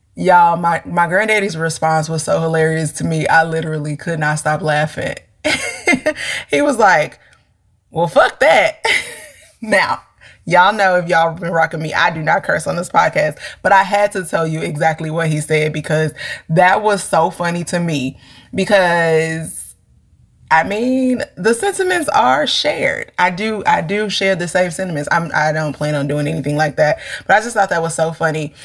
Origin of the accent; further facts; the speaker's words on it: St. Louis, Missouri, United States; we're from St. Louis